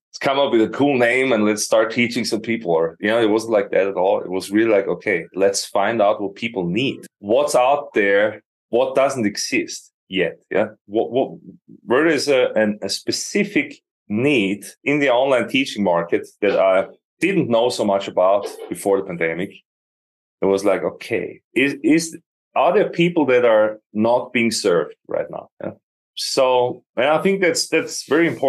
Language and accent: English; Austria; moved away as an adult; also born or lived in Austin, Texas; now in Ankara, Turkey; I'm born in Austria, born and raised, and became a full-time musician in my early 20s